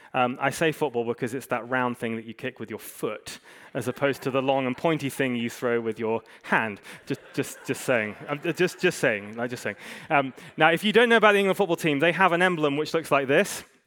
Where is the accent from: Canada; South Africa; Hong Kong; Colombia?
Hong Kong; moved away; I grew up in Hong Kong, I, I love it